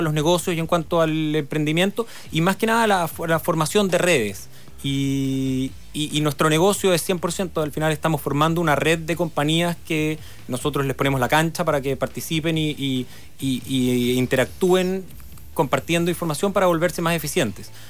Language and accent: Spanish; Chile; moved away; also born or lived in Hong Kong; Acá todos somos chilenos